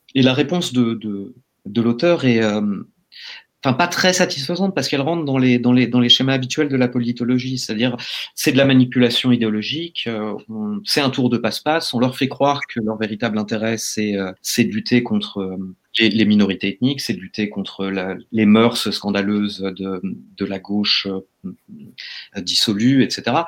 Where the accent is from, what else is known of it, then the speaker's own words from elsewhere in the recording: France; en tant que Français